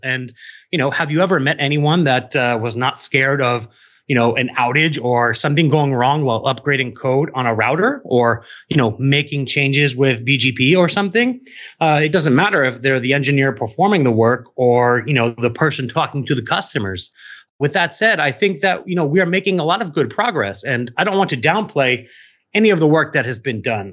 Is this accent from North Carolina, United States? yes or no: no; New York City, New York, United States; I'm from New York City